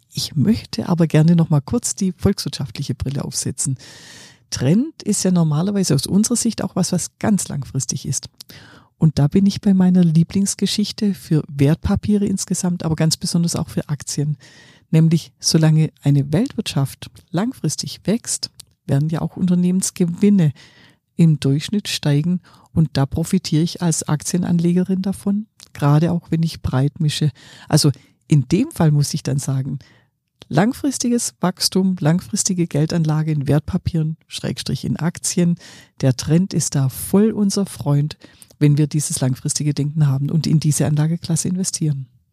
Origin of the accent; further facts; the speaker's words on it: Swabia, Germany; ich bin ja Schwäbin